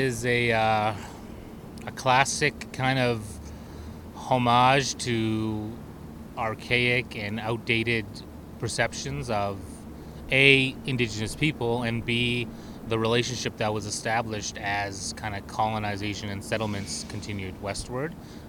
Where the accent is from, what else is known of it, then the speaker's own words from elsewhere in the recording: Swan River First Nation, Alberta, Canada; I'm from Swan River First Nation.